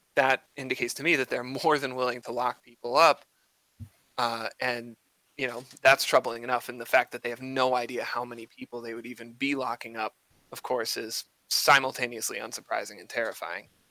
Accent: Connecticut, United States; moved away; I grew up in Connecticut

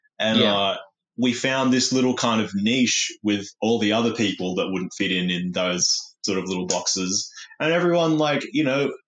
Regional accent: Newcastle, New South Wales, Australia; I've always been growing up in Newcastle

